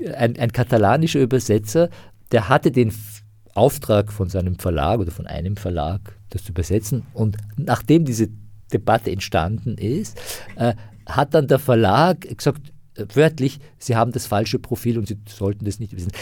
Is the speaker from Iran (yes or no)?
yes; Iran; moved away; ich bin sozusagen als Iraner, der halt irgendwie aus einem islamisch geprägten Land kommt